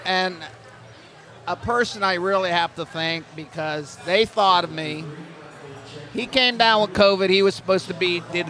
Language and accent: English; New York, United States; I come from New York.